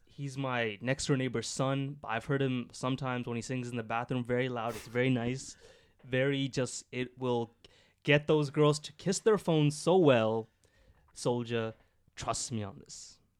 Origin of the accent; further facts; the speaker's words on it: Scarborough, Ontario, Canada; I'm from Scarborough as well